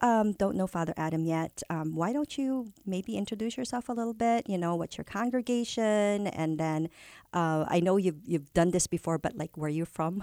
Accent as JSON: {"language": "English", "country": "Philippines", "tie": "born or raised there", "first_language": "Tagalog", "second_language": "English", "moved": "yes", "lives_now": "United States", "said": "I grew up in the Philippines. My first language is Filipino, Tagalog from Manila, and then Filipino"}